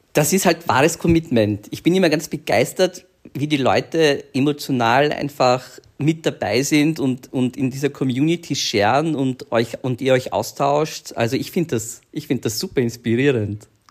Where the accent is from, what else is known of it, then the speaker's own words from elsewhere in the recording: Vienna, Austria; wir sind ja aus Wien und in Wien muss man einfach mit 15, 16 in die Tanzschule gehen.